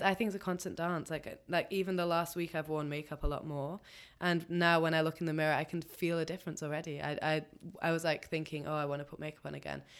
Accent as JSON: {"language": "English", "region": "England", "country": "United Kingdom", "tie": "born or raised there", "said": "I'm half Pakistani, so there's definitely way more dark hair happening than most people that I grew up around in England"}